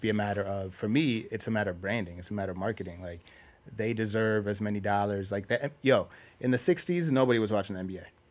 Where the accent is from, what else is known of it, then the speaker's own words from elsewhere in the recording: Minnesota, United States; I'm from Minnesota